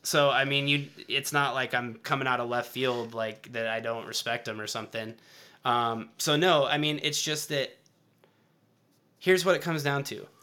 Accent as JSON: {"language": "English", "region": "Tennessee", "country": "United States", "tie": "born or raised there", "moved": "yes", "said": "I was born in Tennessee"}